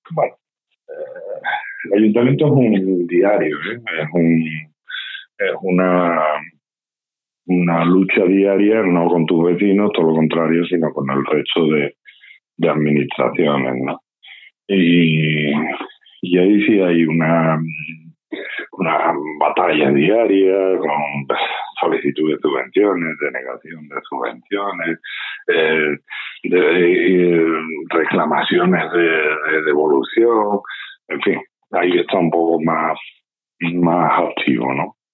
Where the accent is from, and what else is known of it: Lantejuela, Andalusia, Spain